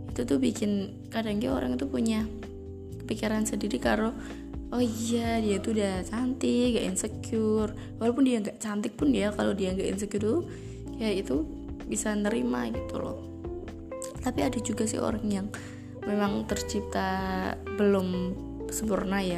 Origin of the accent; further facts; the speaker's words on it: Java, Indonesia; kayak gue orang Jawa guys gak cocok bilang lo